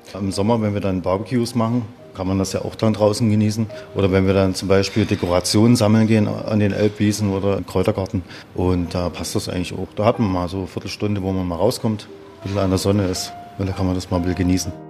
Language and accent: German; Brandenburg, Germany; moved away; also born or lived in Saxony / Oberstdorf, Bavaria; Ich bin Brandenburger